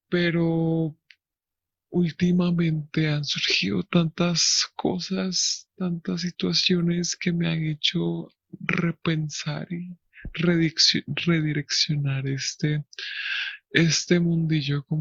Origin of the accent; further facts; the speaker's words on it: Lyon, Auvergne-Rhône-Alpes, France; Spanish is a second language; Pues yo soy francés, yo crecí en Francia desde que tengo memoria, pero y pues gracias a esto, gracias a que crecí en un pequeño pueblo llamado Lyon, siempre fui como muy distinto